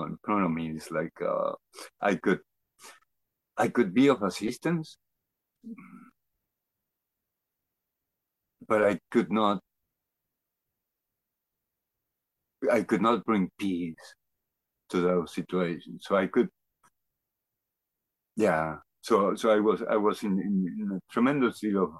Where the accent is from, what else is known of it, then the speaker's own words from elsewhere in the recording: Argentina; moved away as an adult; now in Canada; I grew up in Argentina. I moved to Canada after when I was 28 years old